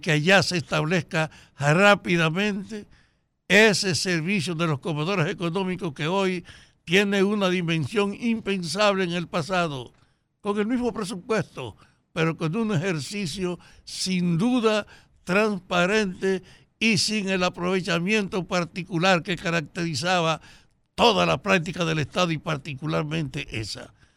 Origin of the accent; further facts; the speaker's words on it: Salcedo, Hermanas Mirabal, Dominican Republic; solo en Salcedo, en mi pueblo